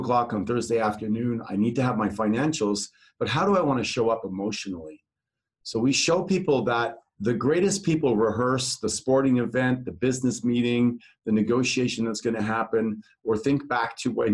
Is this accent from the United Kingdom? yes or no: no; Netherlands; moved away; I'm from Holland.